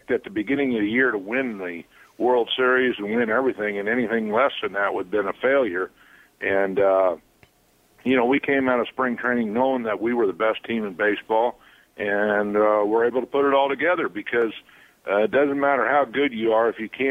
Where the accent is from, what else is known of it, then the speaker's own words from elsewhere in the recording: St. Louis, Missouri, United States; also born or lived in Toronto; St. Louis, my hometown